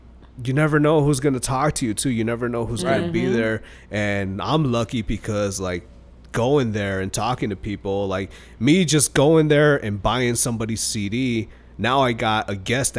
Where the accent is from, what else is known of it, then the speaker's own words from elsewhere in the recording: Chicago, Illinois, United States; now in Las Vegas, United States; They're like, where are you from? I'm like, Chicago.